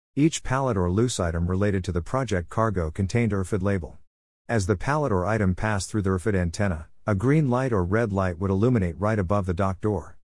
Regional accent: Uvalde, Texas, United States; also born or lived in Austin, Texas; my years growing up in Uvalde, Texas

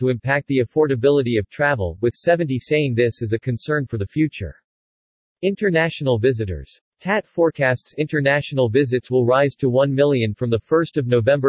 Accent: Yorkshire and the Humber, United Kingdom; now in Thailand; I'm a Yorkshire lad

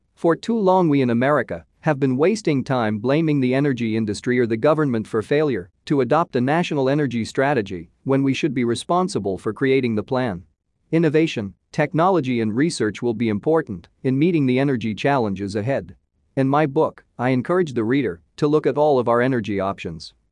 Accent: Oklahoma, United States; My home state of Oklahoma

